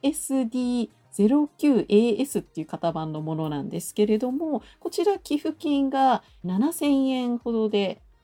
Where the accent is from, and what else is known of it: Kasai, Hyogo, Japan; born or raised there